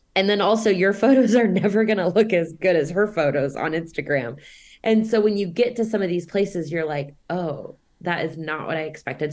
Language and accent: English; Overland Park, Kansas, United States; moved away as an adult; also born or lived in South America; my hometown, Overland Park, Kansas